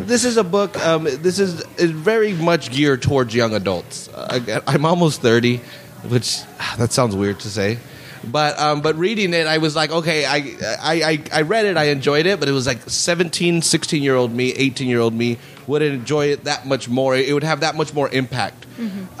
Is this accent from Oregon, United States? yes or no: no; Salinas, California, United States; i was raised there on laurel between tout and sanborn you know or for 10 years